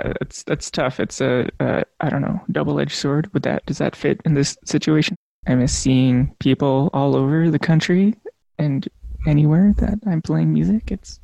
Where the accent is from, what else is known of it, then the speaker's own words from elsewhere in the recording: Lac La Biche, Alberta, Canada; now in Edmonton, Canada; Living in Amiskwetchi, this is Treaty 6 territory, but I'm from up north in still Treaty 6 territory, actually. Lac-La-Biche area I grew up. Beaver Lake is my band, and I am mixed Cree and miscellaneous things. Finnish and French and all that. Yeah, so I'm here in the polar vortex in Edmonton.